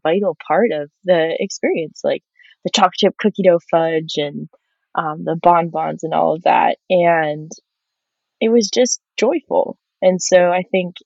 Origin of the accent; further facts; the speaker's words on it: Vermont, United States; Growing up in Vermont